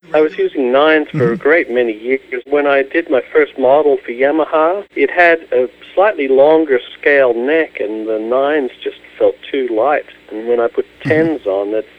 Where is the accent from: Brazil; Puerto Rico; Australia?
Australia; moved away as an adult; now in Los Angeles, United States; we went to Australia, and we visited my hometown.